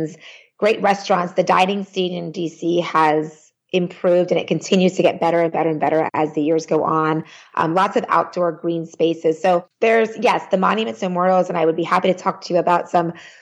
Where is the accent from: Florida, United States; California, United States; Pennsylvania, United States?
Pennsylvania, United States; now in Washington, DC, United States; I'm from Pennsylvania, where it starts getting cold around mid-October